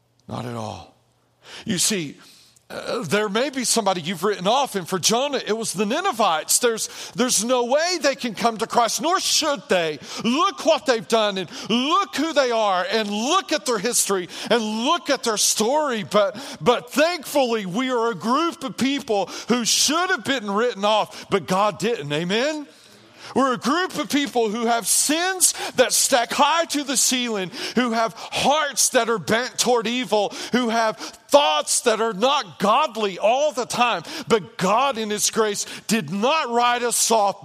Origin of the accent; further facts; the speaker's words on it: near Asheville, North Carolina, United States; near Asheville